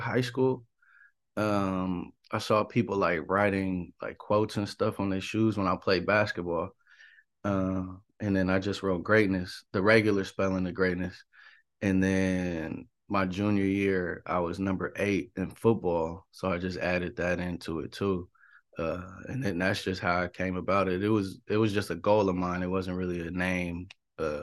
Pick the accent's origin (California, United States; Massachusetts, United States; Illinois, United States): California, United States; Richmond; also born or lived in Oakland, California; Born in Oakland, but I was raised in Richmond my whole life.